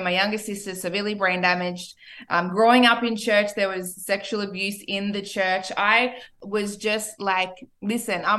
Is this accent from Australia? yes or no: yes; Australia; moved away as an adult; also born or lived in Ipswich, Queensland / Wagga Wagga, New South Wales; now in Miami, United States; I am Australian, born and raised. So is my husband, actually. I was born in Ipswich.